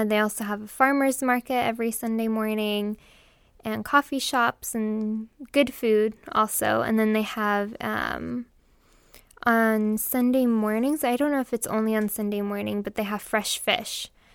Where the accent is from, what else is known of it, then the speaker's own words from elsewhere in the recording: Huntington Beach, California, United States; I grew up in Huntington